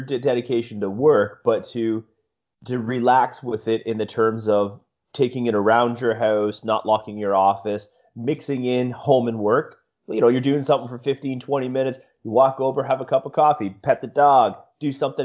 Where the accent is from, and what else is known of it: Canada